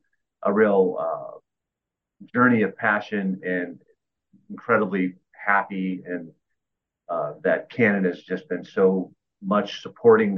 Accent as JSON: {"language": "English", "town": "Clearwater", "region": "Florida", "country": "United States", "tie": "born or raised there", "said": "I grew up in Clearwater right up the street, so it's home to me"}